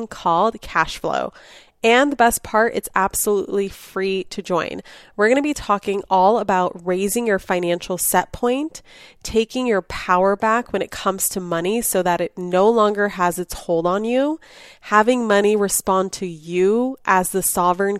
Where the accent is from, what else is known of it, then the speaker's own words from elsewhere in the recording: Los Angeles, California, United States; Growing up in Los Angeles